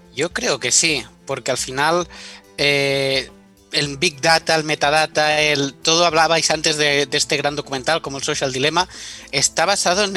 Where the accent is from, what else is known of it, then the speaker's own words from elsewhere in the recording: Menorca, Balearic Islands, Spain; moved away as an adult; also born or lived in Paris / Pyrenees; yo soy de Menorca